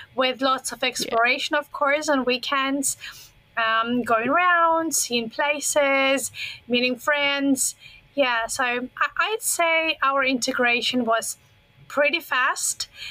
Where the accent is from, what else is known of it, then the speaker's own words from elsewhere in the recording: Russia; English is a second language; moved away as an adult; now in Foshan, China; I grew up pretty close to China. I am originally from Russia, but from the Asian part of Russia, the territory that borders on China and Mongolia. So I've been in that part my whole childhood.